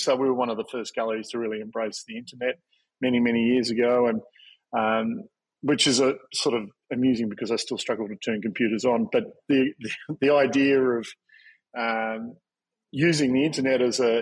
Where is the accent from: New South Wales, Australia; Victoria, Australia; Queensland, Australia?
Victoria, Australia; moved away as an adult; also born or lived in Tasmania / Sydney; I grew up in Victoria and then went to Tasmania to art school